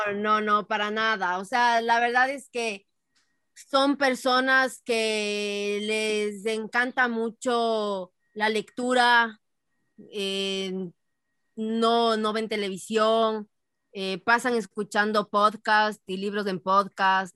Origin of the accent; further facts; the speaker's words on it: Ecuador; moved away as an adult; also born or lived in Boston, United States; now in United States; si estás en el Ecuador, la mayoría somos ecuatorianos